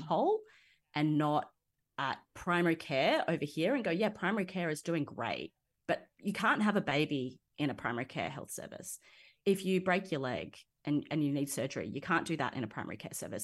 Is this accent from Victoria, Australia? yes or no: no; Nowra, New South Wales, Australia; I grew up in Nowra, which is pretty much smack bang. in the middle of that area.